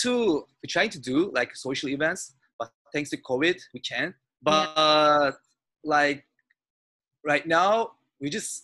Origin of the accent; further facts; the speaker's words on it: Turkey; now in Westwood, United States; But I came from Turkey like 1 year ago.